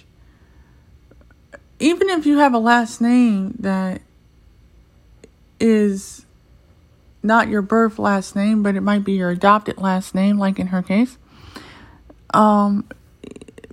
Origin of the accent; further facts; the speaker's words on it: United States; I'm American because my accent is that good